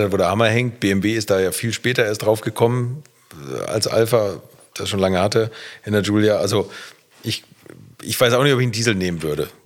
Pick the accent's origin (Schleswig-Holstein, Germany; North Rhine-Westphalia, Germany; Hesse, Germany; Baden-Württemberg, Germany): Schleswig-Holstein, Germany; Bad Segeberg; in Bad Segeberg in meiner Heimatstadt